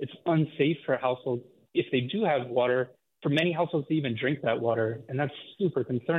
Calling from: Watsonville, California, United States; I'm calling from Watsonville.

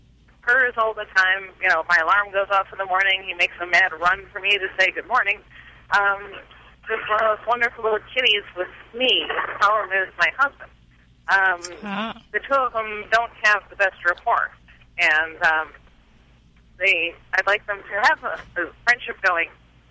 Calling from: Salt Lake City, Utah, United States; Salt Lake City, Utah.

